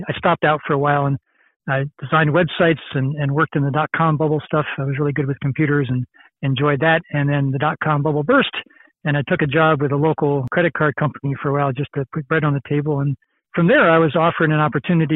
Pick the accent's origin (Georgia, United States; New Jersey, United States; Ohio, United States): New Jersey, United States; Bedminster; I originally grew up in Bedminster, New Jersey